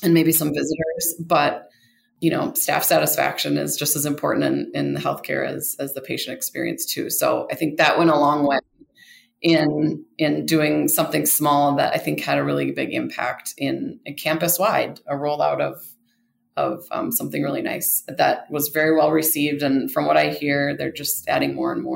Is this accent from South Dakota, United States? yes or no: no; Rochester, Minnesota, United States; moved away as an adult; now in Denver, United States; I grew up in Rochester, Minnesota